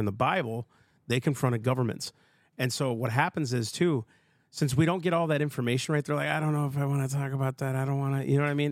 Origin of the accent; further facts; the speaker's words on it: Minnesota, United States; I'm from Minnesota